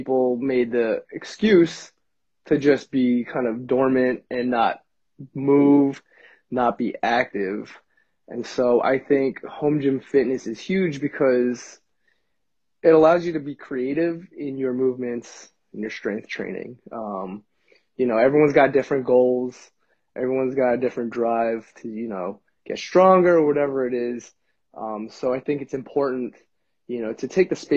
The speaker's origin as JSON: {"language": "English", "town": "Bethpage", "region": "New York", "country": "United States", "tie": "born or raised there", "also_born_or_lived": "Jericho, New York"}